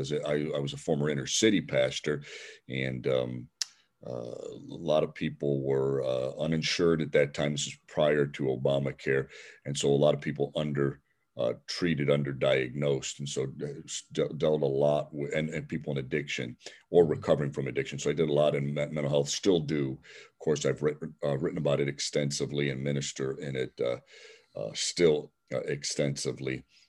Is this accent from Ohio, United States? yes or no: yes; Cleveland, Ohio, United States; I'm from Cleveland, Ohio, an inner city community called Little Italy, an Italian section of Cleveland.